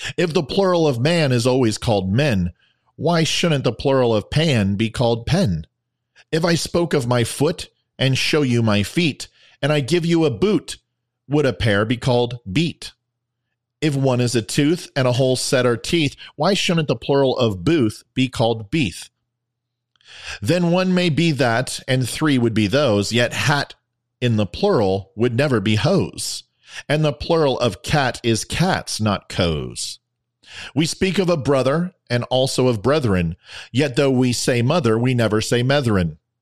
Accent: United States; Our nation is only a touch over two hundred years old

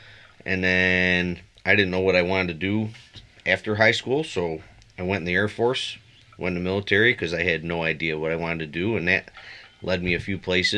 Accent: central New York, United States; moved away; also born or lived in Florida; I am from right here in central New York, upstate New York

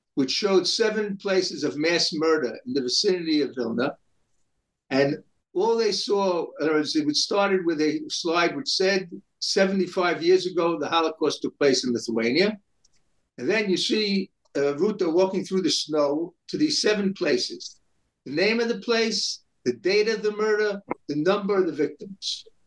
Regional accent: New York City, New York, United States; I grew up in New York City in Brooklyn

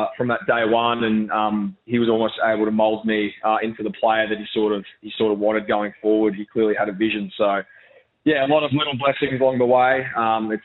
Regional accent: Brisbane, Queensland, Australia; moved away as an adult; now in Adelaide, Australia; move out of my hometown as well in Brisbane. I was, raised in Brisbane

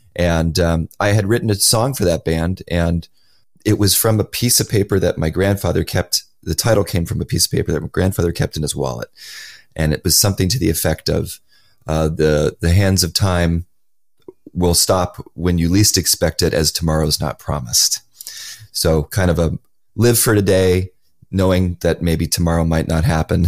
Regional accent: Los Angeles, California, United States; my hometown of Los Angeles

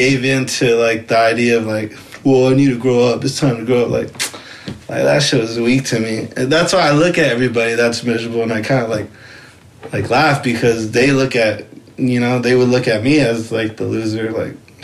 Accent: Rialto, California, United States; moved away as an adult; also born or lived in San Bernardino; I was born and raised in Rialto

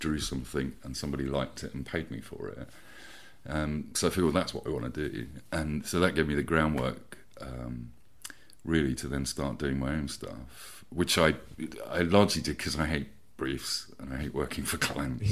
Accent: Peterborough, East of England, United Kingdom; also born or lived in Bishop's Stortford, Hertfordshire; now in Hove, United Kingdom; I was born in Bishop Stortford and we moved to Peterborough in Cambridgeshire mm-hmm. um, back in the 80s, uh, which I remember doing in the back of a van. So I must have been about eight or something.

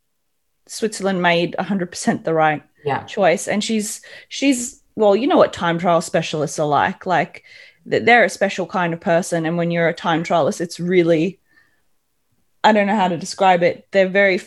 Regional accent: Gold Coast, Queensland, Australia; I come from the Gold Coast in Australia, and the humidity there is horrible

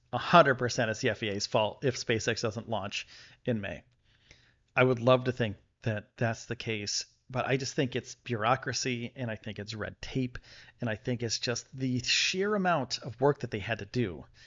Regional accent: Buffalo, New York, United States; now in Texas, United States; I'm from the Buffalo area

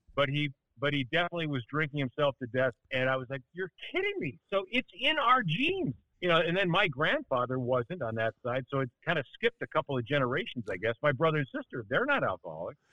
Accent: Milwaukee, Wisconsin, United States; moved away; also born or lived in Chicago; I was born in Milwaukee, uh, which is why I'm a uh, uh, undying Lombardi era Bart Starr Packer fan

